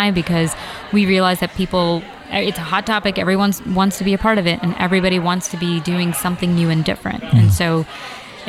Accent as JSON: {"language": "English", "town": "New York City", "region": "New York", "country": "United States", "said": "I'm a New Yorker."}